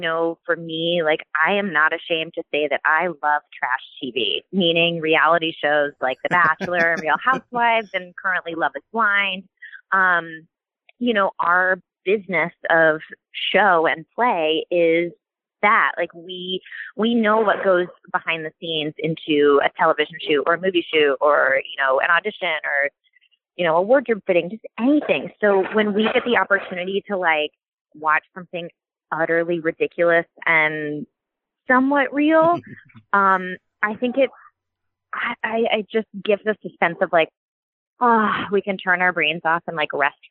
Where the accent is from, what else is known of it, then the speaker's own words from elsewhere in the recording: Overland Park, Kansas, United States; I'm from Overland Park, Kansas, born and raised, grew up going to all the Royals games